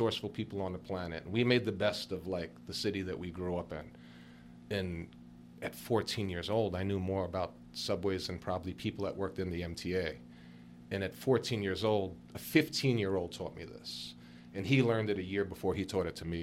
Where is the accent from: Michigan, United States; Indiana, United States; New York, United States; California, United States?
New York, United States; New York City; I grew up near the Barclays Center